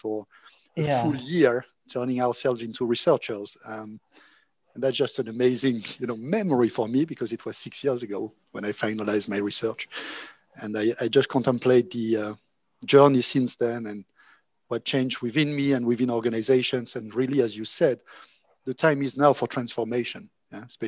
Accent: Monaco; moved away; also born or lived in France / Oxford / Berlin; I'm originally from Monaco, and I guess because I was coming from a small country

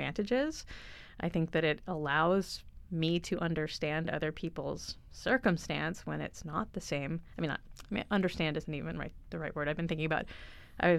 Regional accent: United States; I grew up in the States

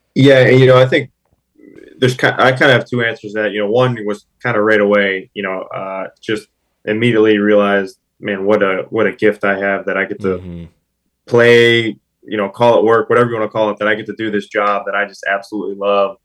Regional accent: Pittsburgh, Pennsylvania, United States; born or raised there

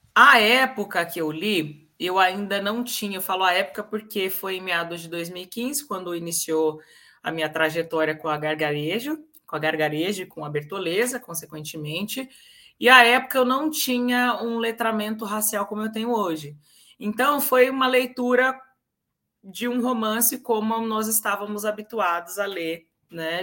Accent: Campinas, São Paulo, Brazil; Eu sou natural da cidade de Carlos Gomes, de Campinas, interior de São Paulo.

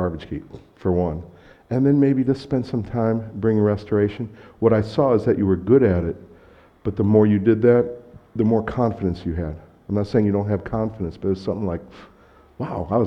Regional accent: United States; moved away; I'm American

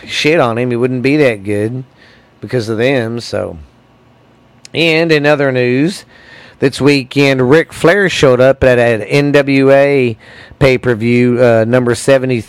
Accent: Mineral Wells, Texas, United States; Mineral Wells, to my hometown

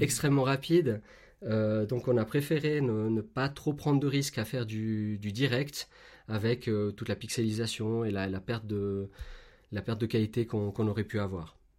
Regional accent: Switzerland; chez nous en Suisse

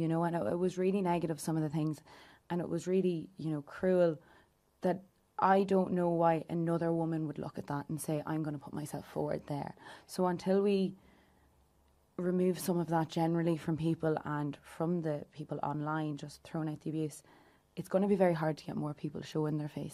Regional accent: Louth, Leinster, Ireland; I am from Louth and I'm twenty-four years old as well

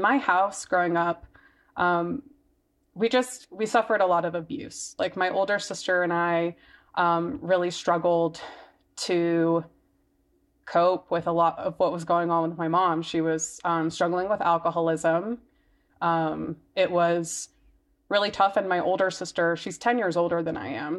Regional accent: Mississippi, United States; now in Denver, United States; I grew up in Mississippi, and it's, like, the middle of, like, it's the Bible Belt

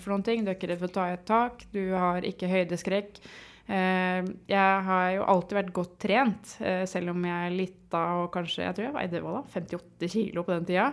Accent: Sandefjord, Vestfold, Norway; jeg er jo eh, teknisk sett født og oppvokst i Sandefjord

